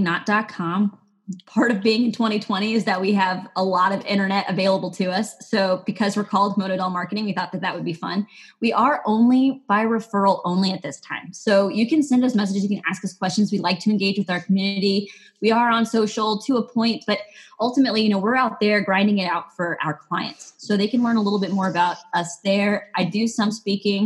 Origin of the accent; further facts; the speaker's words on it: Texas, United States; now in Maine, United States; I was born in Texas